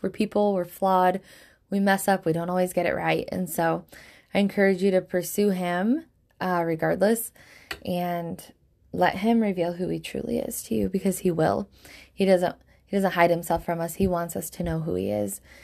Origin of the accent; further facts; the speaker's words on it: Michigan, United States; Michigan, where I live, my home state in the United States